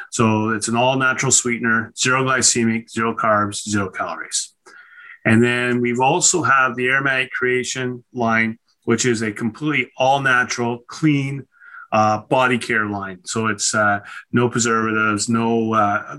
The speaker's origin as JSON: {"language": "English", "town": "Nanaimo", "region": "British Columbia", "country": "Canada", "tie": "born or raised there", "also_born_or_lived": "Ontario"}